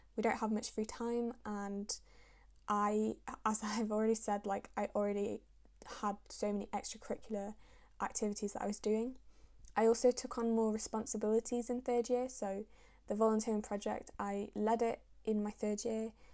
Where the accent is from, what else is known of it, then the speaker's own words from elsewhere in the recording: Manchester, North West England, United Kingdom; also born or lived in Syria; I was born in Syria, and I moved over to England when I was about a year and a half, and I've lived and grown up in Manchester since then.